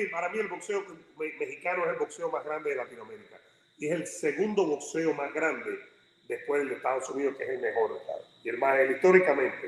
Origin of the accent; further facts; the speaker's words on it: Cuba; moved away; somos cubanos